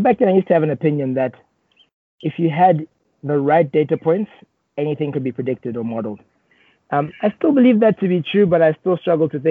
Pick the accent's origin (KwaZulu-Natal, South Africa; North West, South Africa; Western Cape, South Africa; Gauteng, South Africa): Gauteng, South Africa; Johannesburg; born and raised in South Africa, Johannesburg, but I have strong roots in Uganda, as my parents grew up and were born in Uganda.